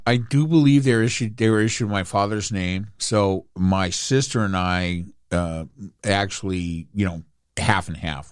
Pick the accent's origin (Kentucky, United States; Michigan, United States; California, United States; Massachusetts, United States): California, United States; Inglewood; also born or lived in Anaheim; I grew up in Inglewood and I watched them build the Forum.